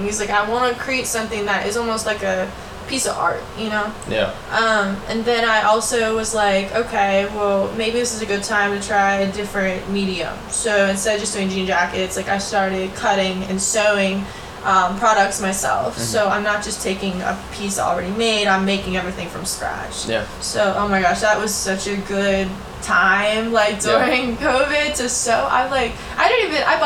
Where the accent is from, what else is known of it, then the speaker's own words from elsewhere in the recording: Pittsburgh, Pennsylvania, United States; I'm from Pittsburgh